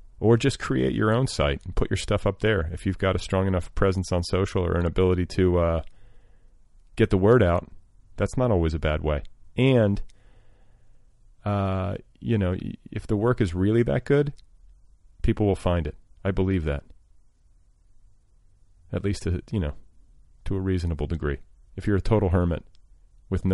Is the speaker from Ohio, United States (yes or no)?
no; Indianapolis, Indiana, United States; now in Los Angeles, United States; I'm from Indianapolis